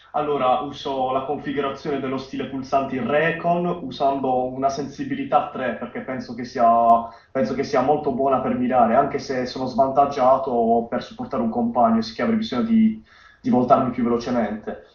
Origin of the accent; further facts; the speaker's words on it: Bari, Apulia, Italy; vengo da Bari, 18 anni